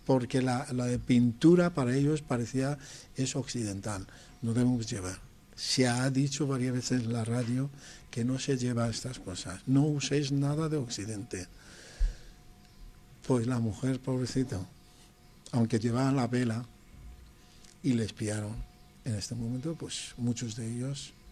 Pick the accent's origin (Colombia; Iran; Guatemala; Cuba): Iran; Tehran, Tehran Province; born or raised there; Spanish is a second language; moved away as an adult; also born or lived in Pakistan